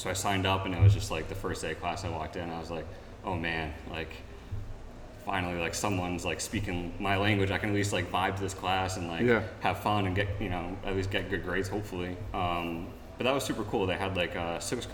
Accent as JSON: {"language": "English", "town": "Colchester", "region": "Connecticut", "country": "United States", "said": "I'm originally from Colchester"}